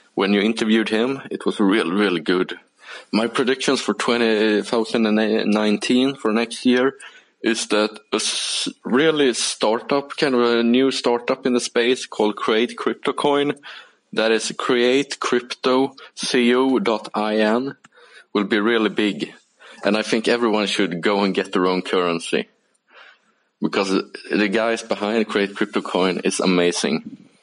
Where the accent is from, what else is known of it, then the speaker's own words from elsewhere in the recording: Sweden; moved away; I'm from Sweden, but I'm currently in a snowy and pretty cold Bucharest, Romania